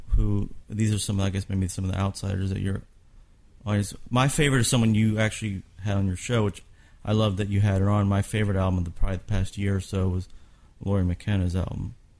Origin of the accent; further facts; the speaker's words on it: Kentucky, United States; I'm from Kentucky